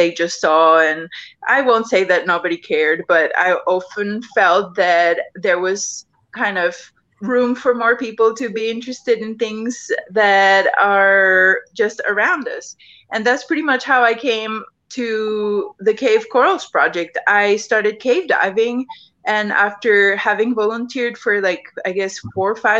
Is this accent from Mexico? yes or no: yes; Mexico; I grew up here in Mexico